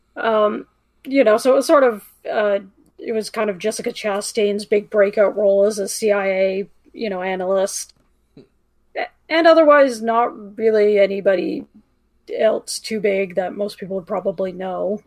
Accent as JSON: {"language": "English", "country": "Canada", "said": "being Canadian"}